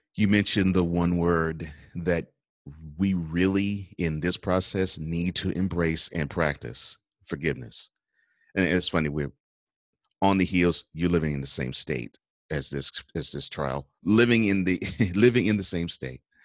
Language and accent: English; Houston, Texas, United States; also born or lived in New Orleans; I grew up in Houston. I was born in New Orleans.